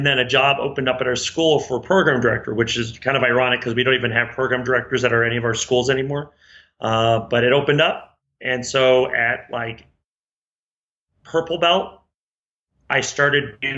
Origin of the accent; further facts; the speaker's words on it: Reno, Nevada, United States; moved away; also born or lived in Chandler, Arizona; I was raised in Reno, Nevada